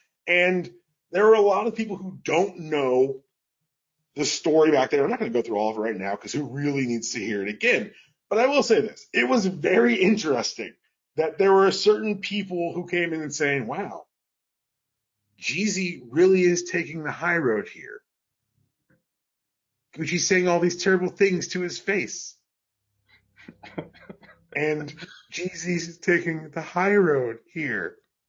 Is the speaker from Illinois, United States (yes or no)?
no; Atlanta, Georgia, United States; We're from Atlanta. We know how you love us.